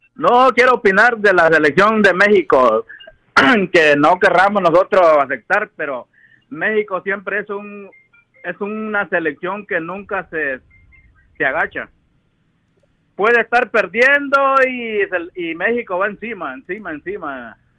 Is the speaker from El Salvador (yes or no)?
yes; El Salvador; now in Irving, United States; yo soy salvadoreño